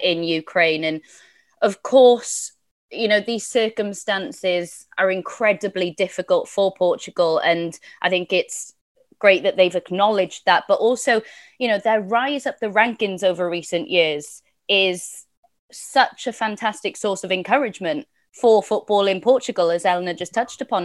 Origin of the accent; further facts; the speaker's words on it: Welsh, Wales, United Kingdom; I'm Welsh